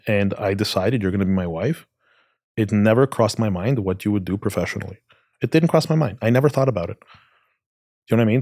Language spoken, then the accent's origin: English; Canada; I grew up in Canada.